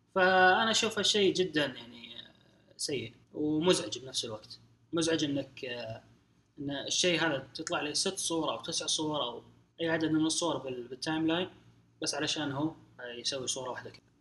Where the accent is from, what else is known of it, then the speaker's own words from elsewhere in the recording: Saudi Arabia; عندنا في السعوديه او في الخليج